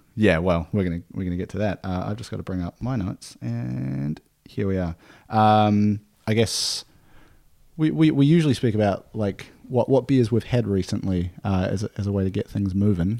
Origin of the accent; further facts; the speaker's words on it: Nelson, New Zealand; moved away; from around my hometown in Nelson